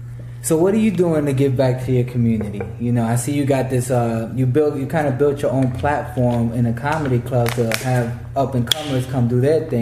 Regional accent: New York, United States; first language English; I grew up in the Bronx and, you know, my family Dominican, but I was just in the house. As soon as I stepped out the house, it was, you know, everybody was black. So I was like, all right. So I kind of grew up with those mannerisms and English my first language. And I didn't learn Spanish until I was like 13, 14.

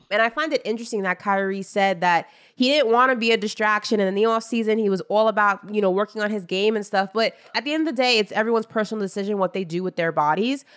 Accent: New York, United States; I'm from New York and that is what we do.

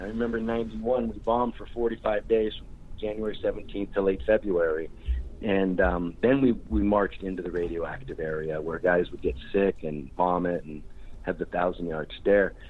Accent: Bay Area, California, United States; I grew up in the Bay Area as a punk rocker

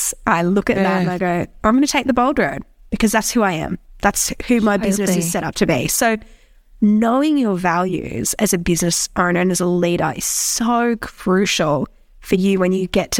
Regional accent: New South Wales, Australia; I'm from New South Wales, so we're into rugby league over here.

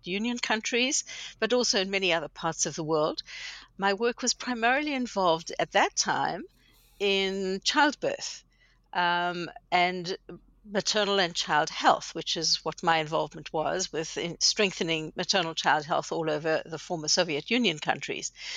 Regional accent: South Africa; moved away as an adult; now in Canada; I was born in South Africa many years ago. Um, grew up there and went to university there

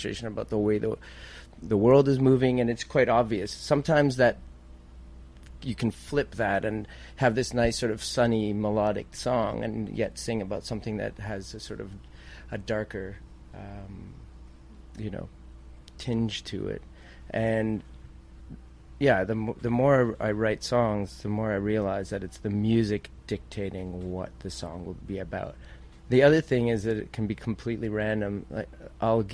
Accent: Canada

